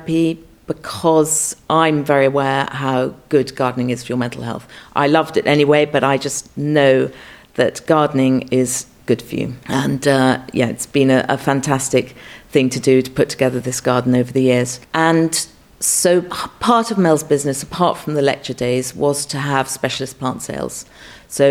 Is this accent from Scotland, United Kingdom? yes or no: yes; Scotland, United Kingdom; moved away; also born or lived in Charlton Farm; growing up in Scotland